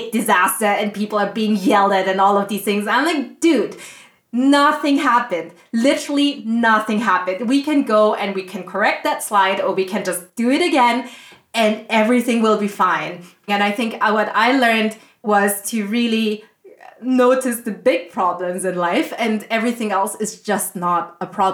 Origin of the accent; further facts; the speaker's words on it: Austria; I grew up in Austria